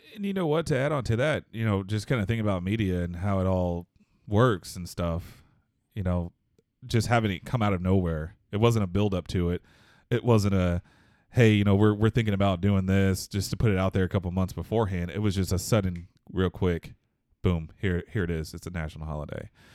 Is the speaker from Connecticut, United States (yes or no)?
no; Houston, Texas, United States; I'm actually, uh, born and raised in Houston, Texas